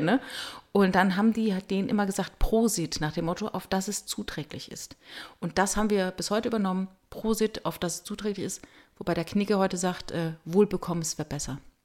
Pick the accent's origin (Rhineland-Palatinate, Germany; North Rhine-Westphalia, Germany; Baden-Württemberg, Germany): Rhineland-Palatinate, Germany; Ich komme halt aus der Pfalz.